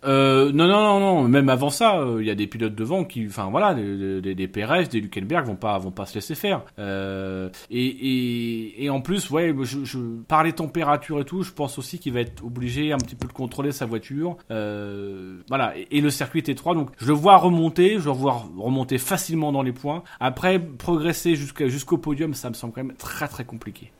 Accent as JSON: {"language": "French", "region": "Normandy", "country": "France", "moved": "yes", "lives_now": "Picardy, France", "said": "je suis normand et, immigré en Picardie"}